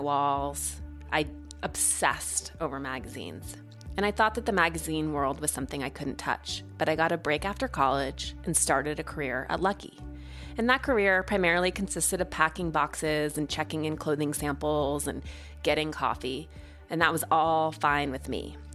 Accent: Montana, United States; moved away; growing up in Montana

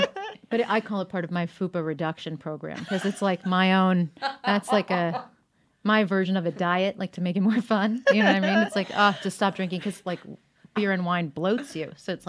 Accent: Boca Raton, Florida, United States; also born or lived in United Kingdom; I am from Boca Raton, Florida, by way of Britain

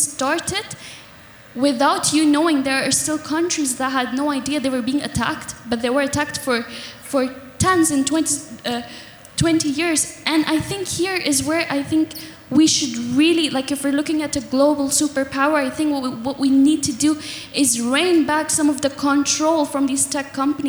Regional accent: Pakistan; English is a second language; now in Doha, Qatar; I'm a Pakistani Pashtun, and I'm a student here at UDSD, the University of Doha

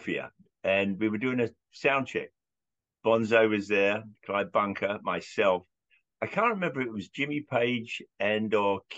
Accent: London, United Kingdom; when I was growing up in London

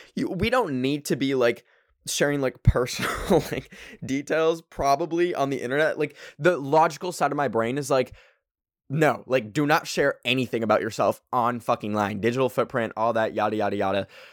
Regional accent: Canada; I'm Canadian

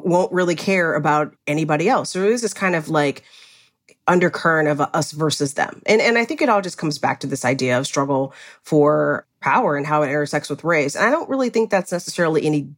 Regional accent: Cleveland, Ohio, United States; also born or lived in Indianapolis, Indiana; now in Los Angeles, United States; I grew up in Cleveland, Ohio. I lived in Indianapolis, Indiana for years

